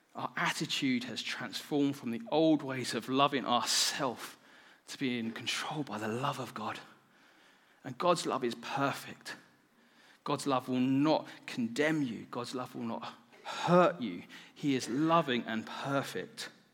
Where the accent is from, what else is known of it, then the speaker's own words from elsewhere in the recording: United Kingdom; I'm so British